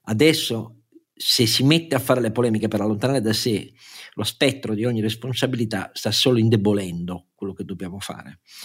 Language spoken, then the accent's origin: Italian; Turin, Piedmont, Italy; io sono torinese